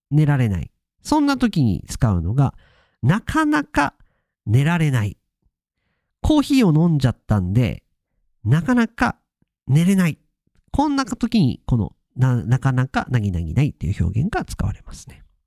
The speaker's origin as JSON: {"language": "Japanese", "region": "Akita", "country": "Japan", "tie": "born or raised there", "said": "地元の秋田を出まして"}